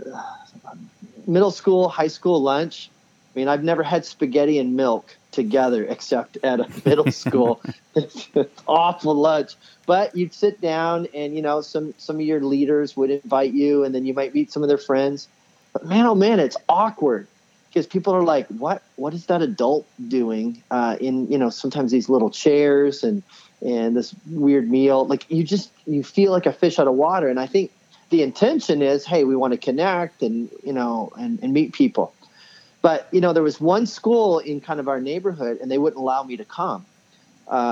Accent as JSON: {"language": "English", "town": "Woodstock", "region": "New Brunswick", "country": "Canada", "tie": "born or raised there", "also_born_or_lived": "Indiana", "moved": "as an adult", "said": "I ended up leaving my hometown up in Woodstock, New Brunswick, Canada"}